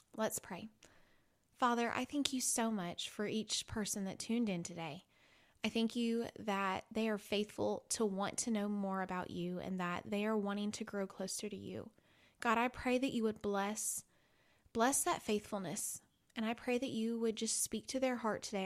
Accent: Illinois, United States; I grew up in Illinois

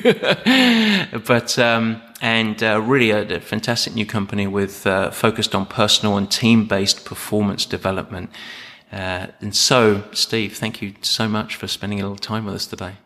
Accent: Southend-on-Sea, East of England, United Kingdom; moved away; I was born in South End in Essex.

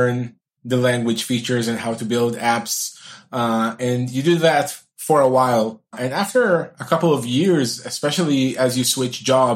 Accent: Israel; I'm from Israel

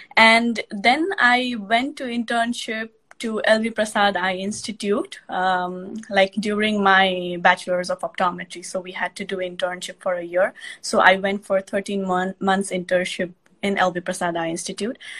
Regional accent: Nepal; moved away as an adult; now in United States; I am from Nepal

